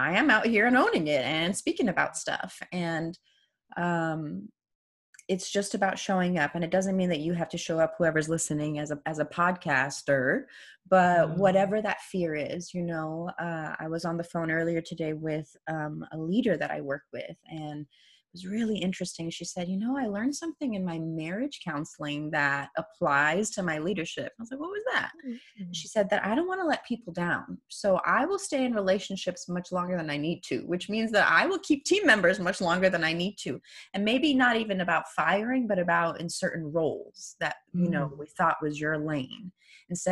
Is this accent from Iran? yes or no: yes; Iran; first language Persian; English is a second language; moved away; also born or lived in New York City, United States; I grew up in the revolution, which, you know, so anyone who's new here, I was born in Iran